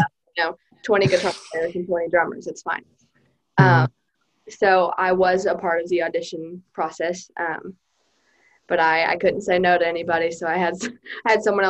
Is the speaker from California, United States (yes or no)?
no; Durant, Oklahoma, United States; I'm from Durant